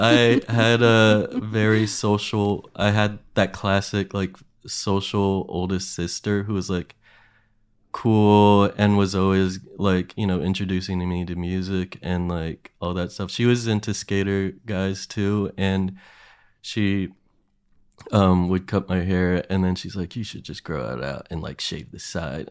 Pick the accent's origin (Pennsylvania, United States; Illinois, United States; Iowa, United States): Pennsylvania, United States; Williamsport; my hometown is, like, known for the Little League World Series